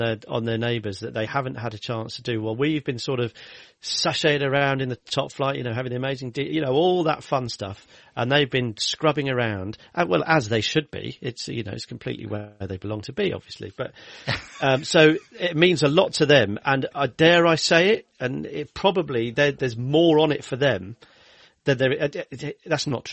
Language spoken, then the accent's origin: English; Kenilworth, West Midlands, United Kingdom; also born or lived in Leamington Spa; I was born in Leamington Spa. I lived in Kenilworth for my formative years